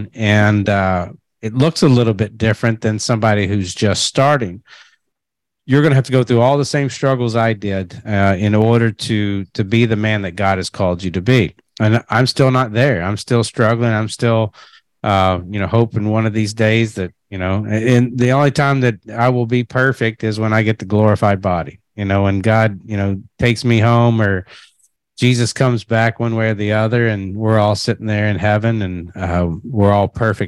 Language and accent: English; Kentucky, United States; I'm a redneck from Kentucky